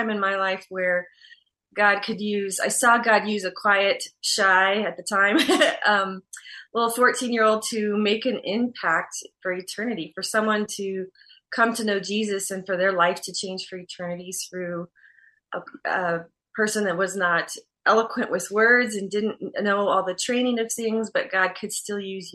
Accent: Arizona, United States; I was born and raised in Arizona. I'm an Arizona native here and where we live.

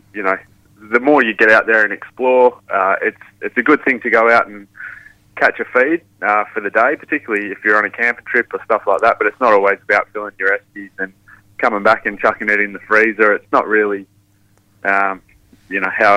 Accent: Seabird/Cervantes area north of Perth, Western Australia, Australia; I grew up in Savanes, which is obviously a small fishing town north of Perth

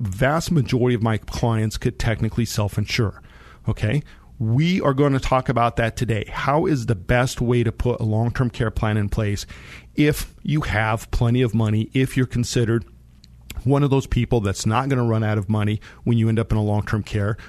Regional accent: Monte Vista, Colorado, United States; I grew up in Monte Vista

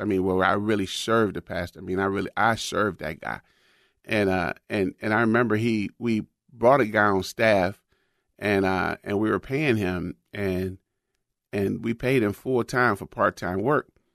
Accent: United States; I'm from America

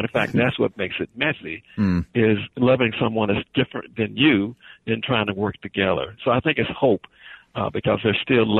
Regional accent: the South, United States; when I grew up in the South.

